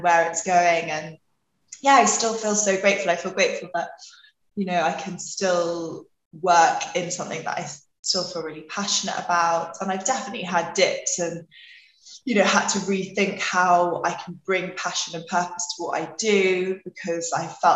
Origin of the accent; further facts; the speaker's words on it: London, United Kingdom; also born or lived in Australia; I'm from London, but parents are from New Zealand